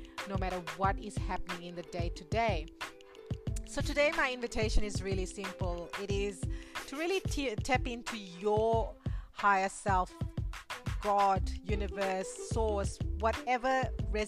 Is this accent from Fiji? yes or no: yes; Fiji; being born and raised in Fiji and coming from an Indian background